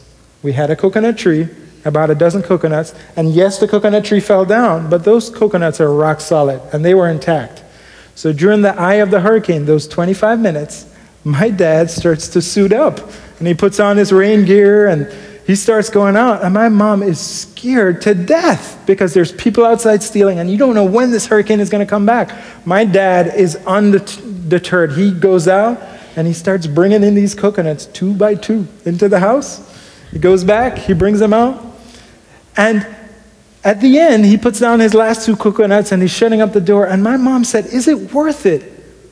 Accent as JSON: {"language": "English", "country": "Jamaica", "tie": "born or raised there", "moved": "yes", "said": "growing up in Jamaica"}